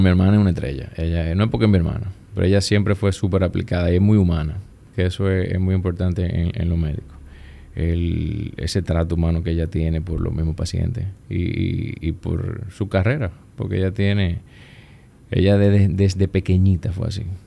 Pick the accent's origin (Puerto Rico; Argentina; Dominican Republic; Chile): Dominican Republic; Puerto Plata; moved away as an adult; now in Santo Domingo, Dominican Republic; Yo, yo soy de Puerto Plata. Yo vengo de Puerto Plata, entro a Unive.